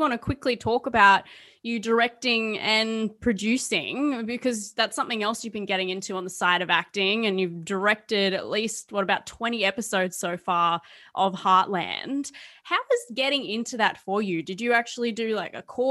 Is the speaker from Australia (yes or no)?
yes; Australia; I'm Aussie